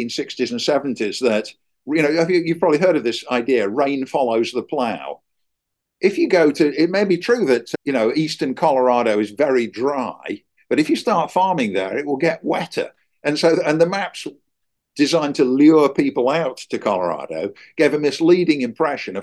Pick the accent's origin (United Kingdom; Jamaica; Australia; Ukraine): United Kingdom; England; moved away as an adult; now in United States; when I was a kid growing up in England